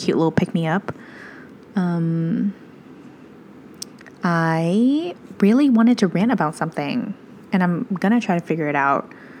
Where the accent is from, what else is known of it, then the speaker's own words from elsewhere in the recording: Midwest, United States; I'm from the Midwest